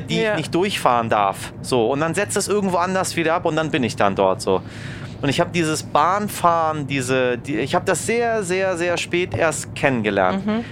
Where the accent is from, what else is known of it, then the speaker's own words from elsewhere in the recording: Hamburg, Germany; also born or lived in Tehran, Iran; der kleine Junge, der aus Teheran gekommen ist und nach Eidelstedt gezogen ist. Ich bin Eidelstädter